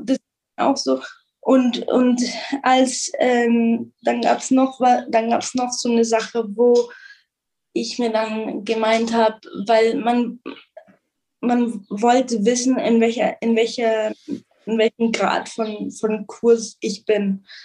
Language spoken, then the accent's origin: German; Munich, Bavaria, Germany; moved away as an adult; also born or lived in Israel / United States; now in Jerusalem, Israel; von München, von Deutschland, aus Deutschland